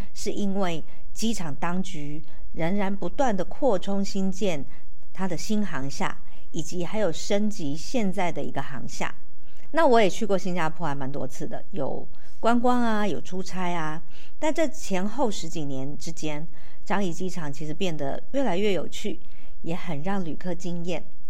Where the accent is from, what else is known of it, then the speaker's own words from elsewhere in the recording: Taiwan; 其实不是只有我们台湾人很想出国